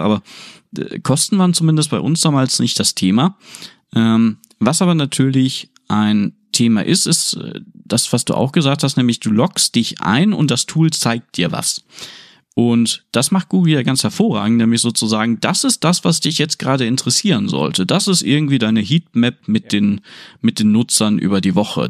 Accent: Aurich, Lower Saxony, Germany; moved away; also born or lived in Oldeborg; damals ganz früh noch in Oldeborg, da bei Engerhafe und so weiter. Äh, später dann glücklicherweise in Aurich direkt

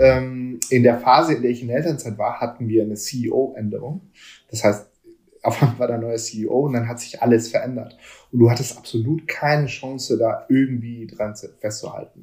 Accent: Hamburg, Germany; ich bin hier in Hamburg aufgewachsen

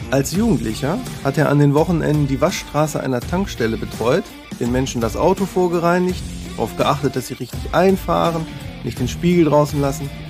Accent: Wesel, North Rhine-Westphalia, Germany; Ich stamme aus, aus Wesel am Niederrhein, da gibt es auch Taxi-Tekat

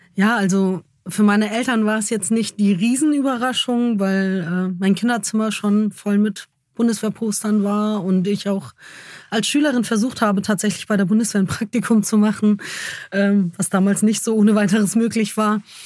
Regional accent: Germany; ich bin Deutsche

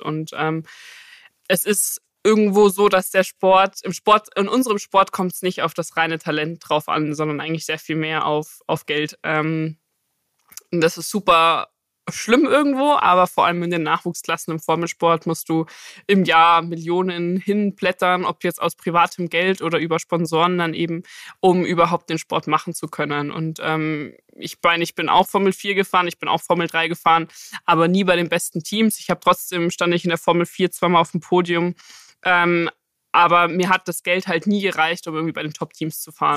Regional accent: Munich, Bavaria, Germany; ich komme ja aus München

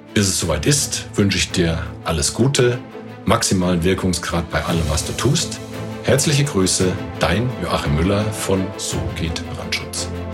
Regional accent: Germany; bei uns in Deutschland

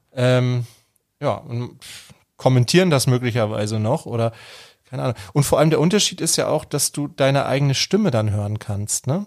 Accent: Germany; Bei uns in Deutschland

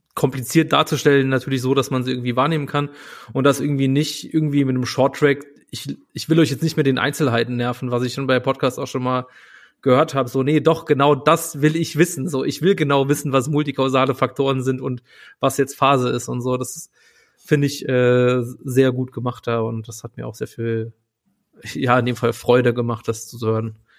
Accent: Saarland, Germany; now in Berlin, Germany; ich bin, wohne in Berlin, aber ich bin aufgewachsen im Saarland

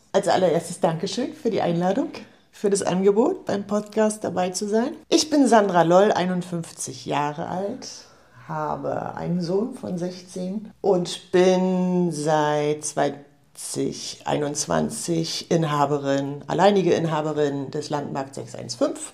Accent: Rostock, Mecklenburg-Vorpommern, Germany; also born or lived in Offenbach; ich bin gebürtige Rostockerin

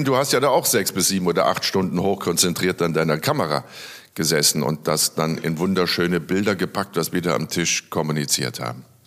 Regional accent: Rhineland, Germany; wie man bei uns im Rheinland sagt

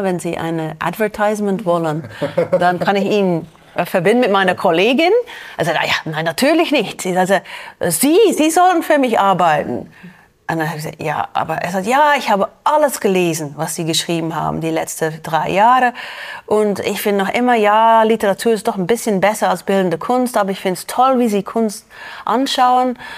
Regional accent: Belgium; German is a second language; moved away as an adult; now in Zürich, Switzerland; in Belgien ist das ziemlich normal. Ja, wir sind auch ein kleines Land

